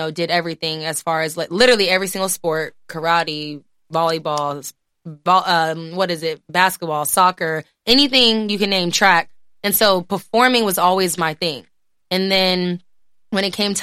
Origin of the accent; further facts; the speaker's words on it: Houston, Texas, United States; also born or lived in Pearland; I'm born and raised in Houston